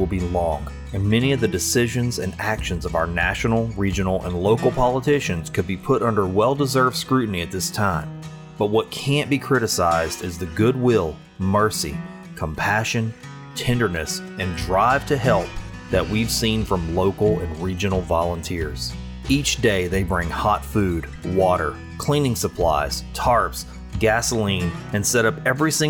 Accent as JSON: {"language": "English", "town": "Sulphur", "region": "Louisiana", "country": "United States", "tie": "born or raised there", "said": "Sulphur, Louisiana, my hometown and the place where I produce Find the Good News"}